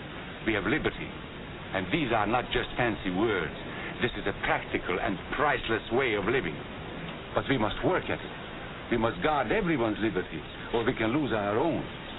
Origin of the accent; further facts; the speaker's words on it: Hungary; born there; I was born in Hungary.